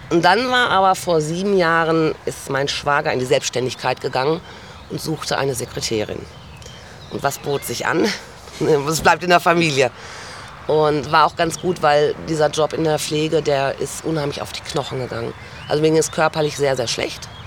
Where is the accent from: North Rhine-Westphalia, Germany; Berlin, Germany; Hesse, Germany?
North Rhine-Westphalia, Germany; Dortmund; born there; also born or lived in Gelsenkirchen / Dorsten / Münster / Frankfurt; now in Xanten, Germany; Also ich bin äh, geboren in Dortmund, dann Gelsenkirchen, Dorsten. Dann habe ich meinen Mann kennengelernt, damals dann Münster, Frankfurt, Stuttgart, innerhalb von Stuttgart.